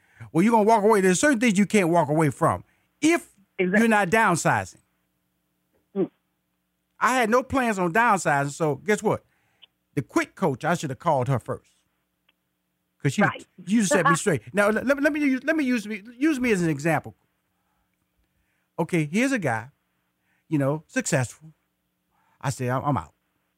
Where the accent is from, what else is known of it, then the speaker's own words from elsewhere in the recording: Houston, Texas, United States; also born or lived in Atlanta, United States; And I am a native Houston. I was born in Houston. I went to high school in Houston. I went to college in Houston. I got married in Houston. And I still live in Houston